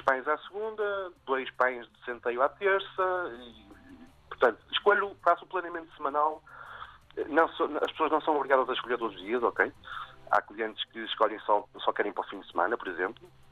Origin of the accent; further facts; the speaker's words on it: Vila Nova de Famalicão, Norte, Portugal; Eu comecei com uma padaria em Famalicão, de onde sou e onde nasce o projeto